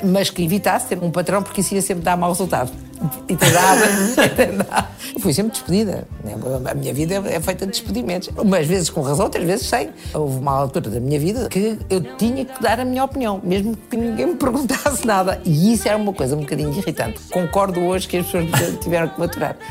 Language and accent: Portuguese; Portugal; born or raised there; also born or lived in Brazil